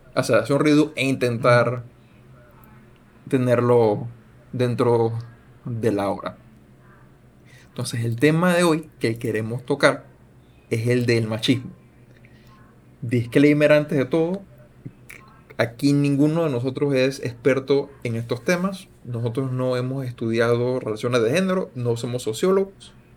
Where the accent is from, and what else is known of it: Panama